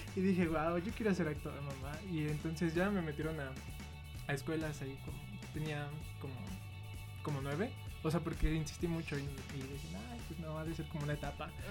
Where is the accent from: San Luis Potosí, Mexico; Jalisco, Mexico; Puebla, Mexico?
Jalisco, Mexico; Guadalajara; now in Mexico City, Mexico; vengo de Guadalajara. Ahí hice más carrera principalmente y aquí vine a estudiar